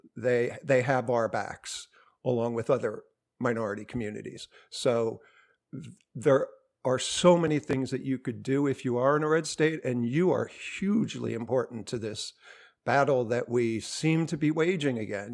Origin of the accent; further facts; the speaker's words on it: New Jersey, United States; I'm from New Jersey